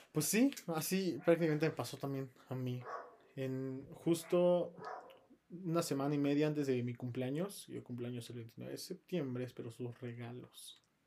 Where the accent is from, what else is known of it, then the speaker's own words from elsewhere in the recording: Pachuca, Hidalgo, Mexico; yo soy de Pachuca